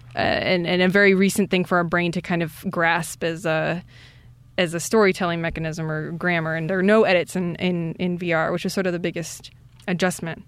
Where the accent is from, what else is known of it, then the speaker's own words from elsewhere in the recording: Iowa, United States; I'm from Iowa